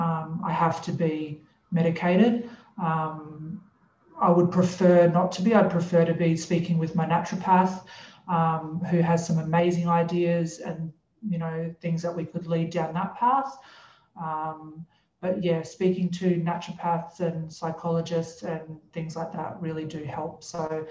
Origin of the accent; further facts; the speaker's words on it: Brisbane, Queensland, Australia; moved away; we grew up in Brisbane, so I had a lot of friends and family there